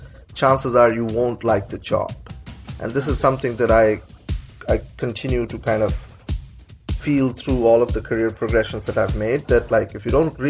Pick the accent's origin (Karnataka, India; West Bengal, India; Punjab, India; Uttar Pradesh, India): West Bengal, India; Kolkata; moved away as an adult; now in United States; growing up in Calcutta, India